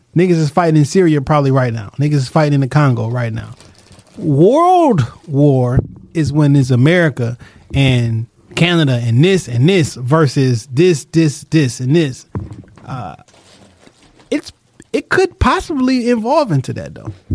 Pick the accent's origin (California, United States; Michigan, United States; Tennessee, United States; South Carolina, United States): Michigan, United States; Detroit; I'm from Detroit